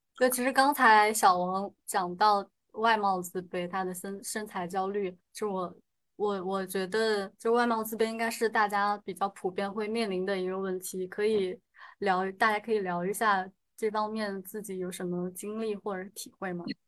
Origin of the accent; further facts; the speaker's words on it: Sichuan, China; 我说我是四川的